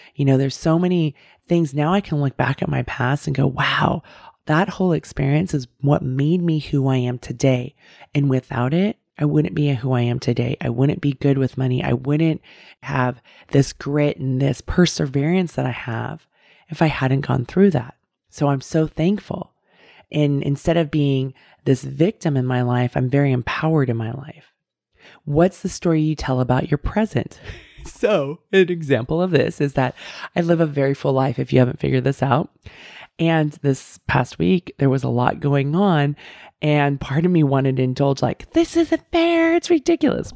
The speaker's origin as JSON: {"language": "English", "area": "Bay Area", "region": "California", "country": "United States", "tie": "born or raised there", "said": "I grew up in the Bay Area"}